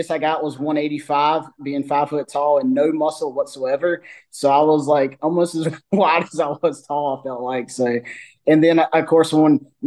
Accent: North Carolina, United States; North Carolina, born and raised

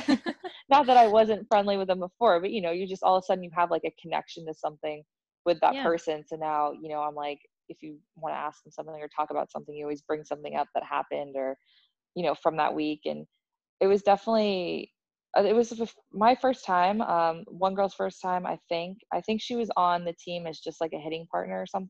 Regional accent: United States; I'm American

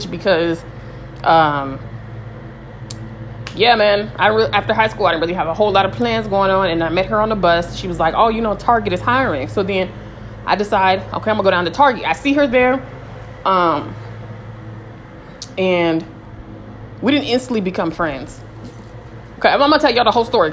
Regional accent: California, United States; I'm from California

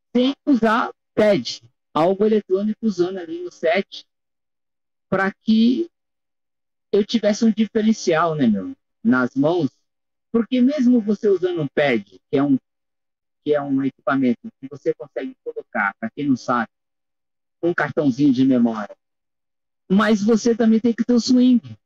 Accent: Brazil; sendo brasileiro aqui, é o único aqui do nosso país

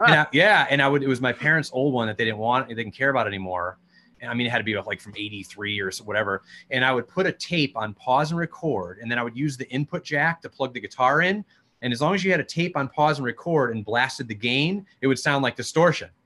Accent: Connecticut, United States; we're from Connecticut, or we all were at the time. I'm still here

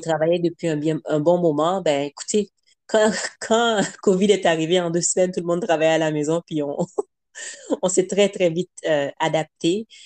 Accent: Montreal, Quebec, Canada; also born or lived in Haiti; Je suis originaire d'Haïti. On est mhm. arrivé à Montréal, donc euh, Québec, j'avais à peu près six ans

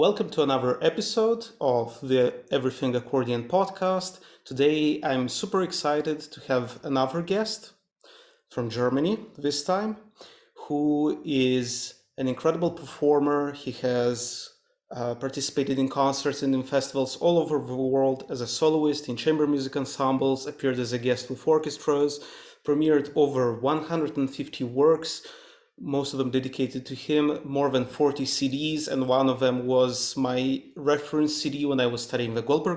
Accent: Moldova; moved away; was born and grew up in a small country, Eastern European country, Moldova

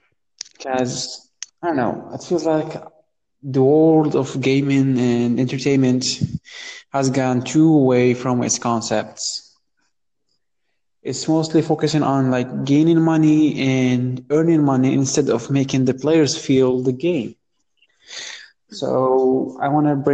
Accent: Morocco; I'm from Morocco, born and raised

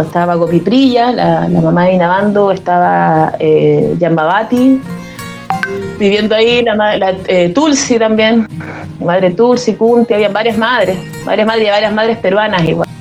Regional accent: Arica, Arica y Parinacota, Chile; moved away as an adult; also born or lived in Iquique; Yo soy oriunda de Arica, eh, viví aquí hasta los 18 años

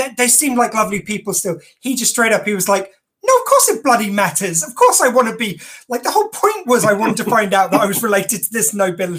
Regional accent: England, United Kingdom; I'm English and my mum's Irish.

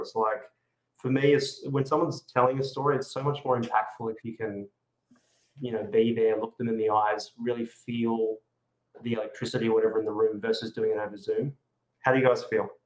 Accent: Adelaide, South Australia, Australia; now in Sydney, Australia; Adelaide's actually my hometown

